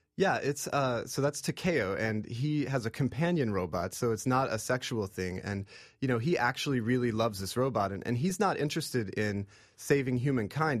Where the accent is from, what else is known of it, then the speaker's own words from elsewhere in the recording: Oklahoma, United States; I grew up in Oklahoma, uh, in, in the Cherokee Nation